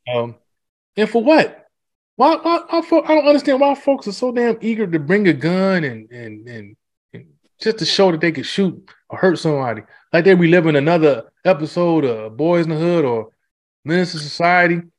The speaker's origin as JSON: {"language": "English", "town": "Detroit", "region": "Michigan", "country": "United States", "tie": "born or raised there", "said": "growing up in Detroit"}